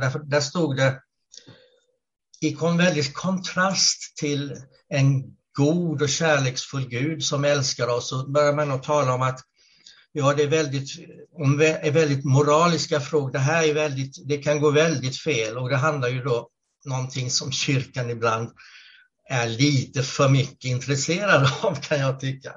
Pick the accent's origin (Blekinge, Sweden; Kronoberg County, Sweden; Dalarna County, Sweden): Blekinge, Sweden; Karlskrona; moved away as an adult; now in Gävle, Sweden; annars är jag född och uppvuxen i Karlskrona i, Blekinge.